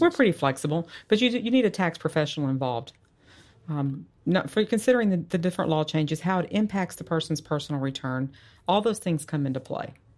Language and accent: English; Dallas, Texas, United States; also born or lived in Georgia; I grew up here in the Dallas area